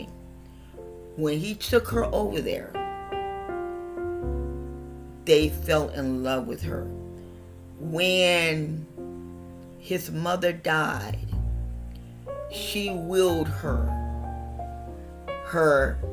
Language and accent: English; West Virginia, United States; I was born in West Virginia